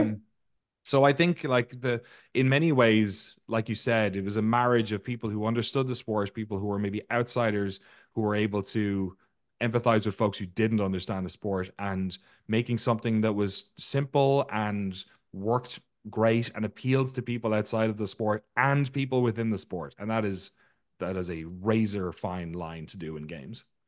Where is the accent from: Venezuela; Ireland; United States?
Ireland; I grew up in Ireland where we grew, we grew up playing a game called hurling